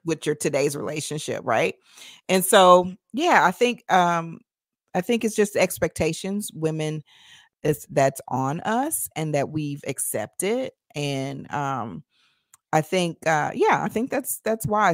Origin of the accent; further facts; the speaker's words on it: Nashville, Tennessee, United States; moved away; I'm from Tennessee originally.